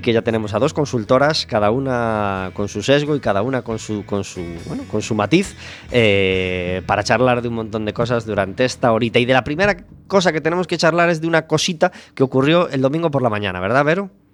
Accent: Galicia, Spain; Somos los gallegos

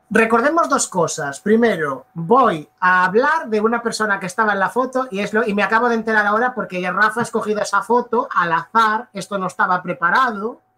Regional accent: Galicia, Spain; yo nací en Galicia, a mí me toca el Atlántico

